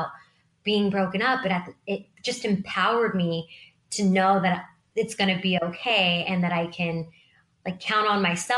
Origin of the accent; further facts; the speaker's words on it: Sacramento, California, United States; I grew up in Sacramento. I am Sacramento born and raised and love it here.